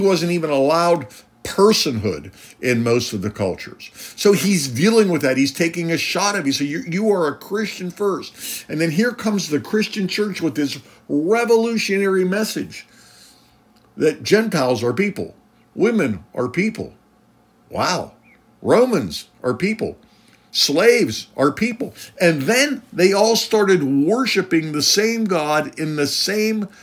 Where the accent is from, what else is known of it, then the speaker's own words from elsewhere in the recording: United States; I'm a citizen of America